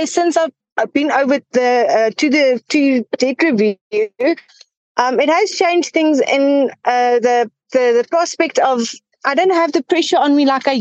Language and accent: English; Johannesburg, Gauteng, South Africa; I'm from Johannesburg. I've been here. I've been born in Johannesburg, and I haven't left the city yet.